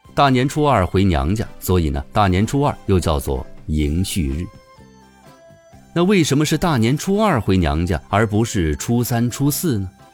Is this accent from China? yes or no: yes; China; 我们中国人心中的家国情怀比任何人都强烈